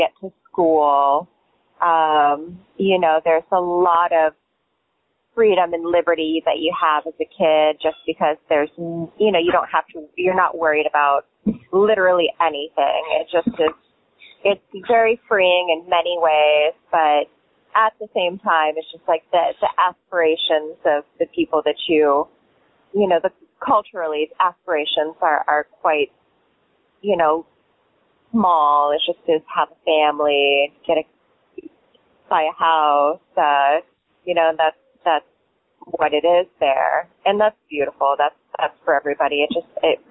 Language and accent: English; Kalispell, Montana, United States; also born or lived in New York City / Virgin Islands; now in Key West, United States; I grew up in Kalispell, not Cowspell, Montana, which is right, northwest Montana